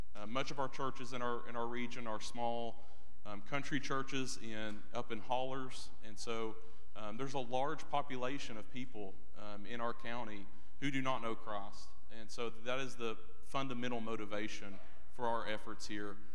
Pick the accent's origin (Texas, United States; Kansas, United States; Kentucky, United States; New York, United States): Kentucky, United States; Eastern; also born or lived in Alabama; born in Alabama, raised in Eastern Kentucky